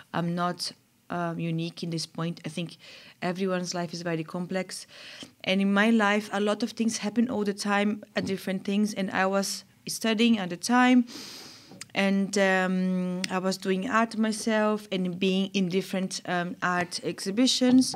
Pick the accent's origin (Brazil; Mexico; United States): Brazil; São Paulo; moved away as an adult; also born or lived in Germany / England; I'm from Brazil, I'm from São Paulo